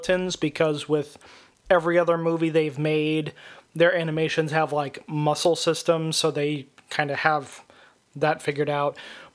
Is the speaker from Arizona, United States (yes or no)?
yes; Sierra Vista, Arizona, United States; moved away; I was born in Arizona. We lived there for quite some time. I moved back to Arizona.